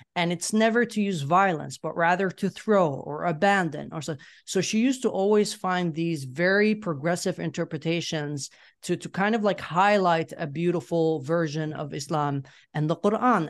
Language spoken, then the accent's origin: English; Yemen; moved away as an adult; now in Sweden; I grew up in Yemen. I left Yemen in 2014 um 20 i was 20 years uh, i was 20 years old back then and then i moved to sweden